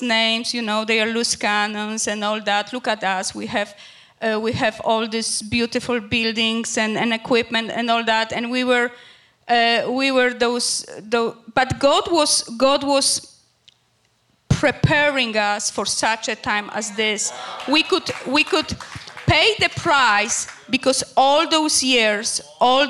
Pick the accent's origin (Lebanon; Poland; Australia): Poland; English is a second language; moved away as an adult; also born or lived in Greece; now in Canada; we emigrated from Poland to Canada through Greece for better future